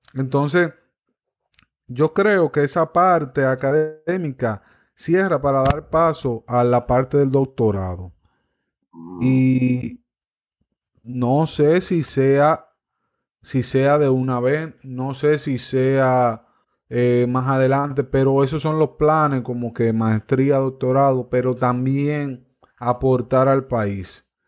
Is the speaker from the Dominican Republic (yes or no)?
yes; Cotuí, Sánchez Ramírez, Dominican Republic; mi pueblo, Cotuí